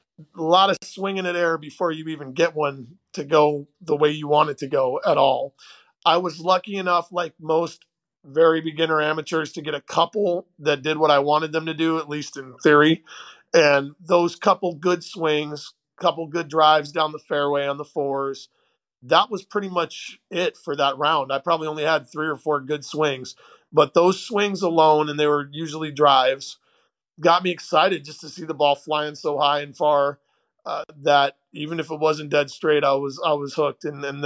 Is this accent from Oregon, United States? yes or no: yes; Portland, Oregon, United States; I grew up initially in Portland, Oregon, and we lived right by a great public golf course, the Westmoreland Golf Course.